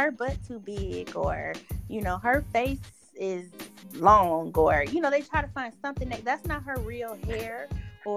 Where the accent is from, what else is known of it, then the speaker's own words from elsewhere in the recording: Cleveland, Ohio, United States; I was born and raised in Cleveland